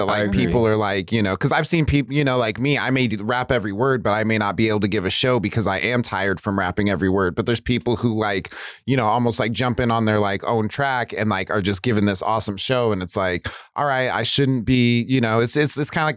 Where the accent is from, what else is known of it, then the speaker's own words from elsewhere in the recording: Burns, Oregon, United States; now in Portland, United States; I'm from Burns, Oregon